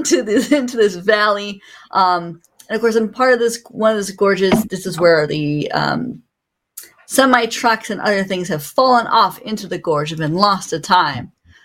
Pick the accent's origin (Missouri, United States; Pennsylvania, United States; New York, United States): New York, United States; Ithaca; I'm from Ithaca, so that was a double fun for everyone involved as they made fun of my hometown.